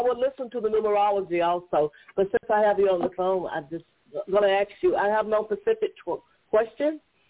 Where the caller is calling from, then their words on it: Georgia, United States; I'm calling from Georgia.